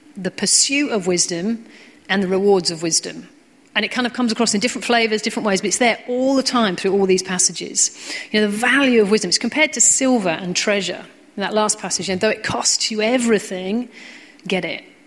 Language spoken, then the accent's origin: English; United Kingdom; we're British